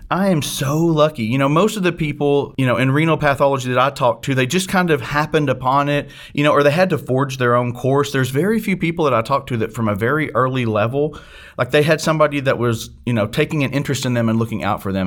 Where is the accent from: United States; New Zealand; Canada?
United States; Harrisburg, Arkansas; moved away; I actually grew up in a small town called Harrisburg, Arkansas, which is in the northeast corner of the state